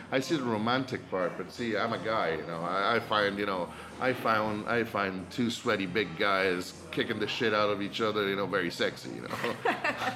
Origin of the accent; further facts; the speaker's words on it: Rome, Lazio, Italy; Born and raised in Rome.